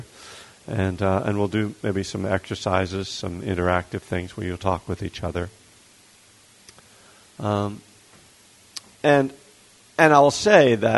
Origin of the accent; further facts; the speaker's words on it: Bethlehem, Pennsylvania, United States; now in Berkeley, United States; I was born and raised in Bethlehem, Pennsylvania, which is in eastern Pennsylvania, right near the Jersey border.